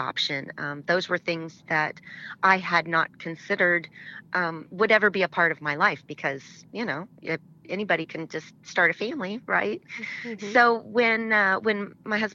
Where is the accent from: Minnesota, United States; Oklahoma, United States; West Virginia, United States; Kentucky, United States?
Oklahoma, United States; I grew up in Oklahoma